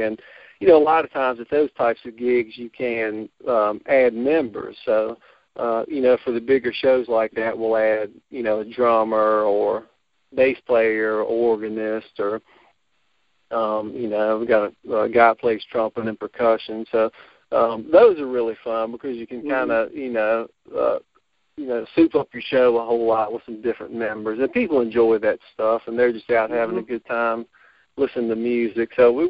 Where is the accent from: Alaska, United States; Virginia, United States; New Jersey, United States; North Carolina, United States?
Virginia, United States; Botetourt County; I'm originally from Botetourt County, and so Roanoke is pretty much home to me.